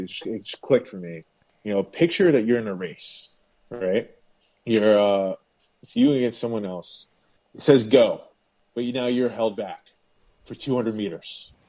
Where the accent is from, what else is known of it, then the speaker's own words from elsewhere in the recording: West Islip, New York, United States; I grew up West Islip my whole life, pretty much